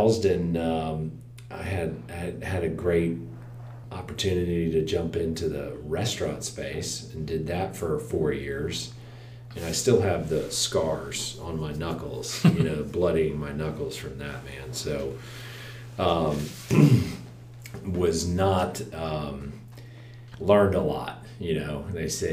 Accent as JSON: {"language": "English", "town": "Atlanta", "region": "Georgia", "country": "United States", "tie": "born or raised there", "also_born_or_lived": "Daytona Beach, Florida / Athens, Georgia", "said": "born and raised in Atlanta, one of the few, you know, I feel like we're a dying breed, native Atlantans"}